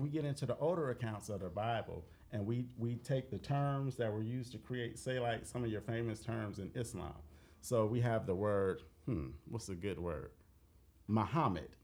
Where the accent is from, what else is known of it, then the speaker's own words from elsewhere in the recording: United States; I am an American